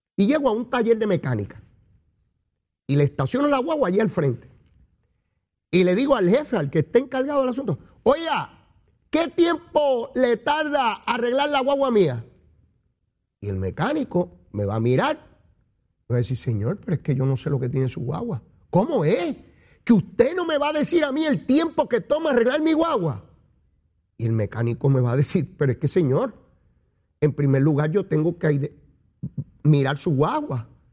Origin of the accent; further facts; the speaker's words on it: Puerto Rico; Nosotros somos bravos, somos boricuas.